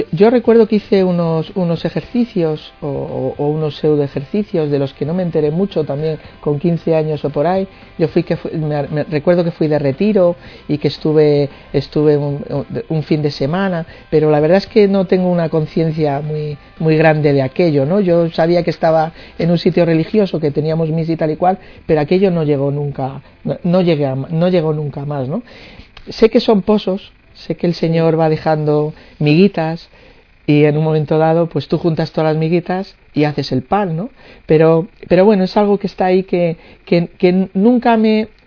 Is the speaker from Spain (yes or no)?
yes; Madrid, Community of Madrid, Spain; De Madrid vengo.